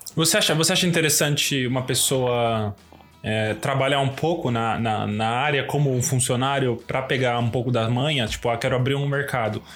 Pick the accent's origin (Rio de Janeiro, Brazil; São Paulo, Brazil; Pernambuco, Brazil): São Paulo, Brazil; A gente é de São Paulo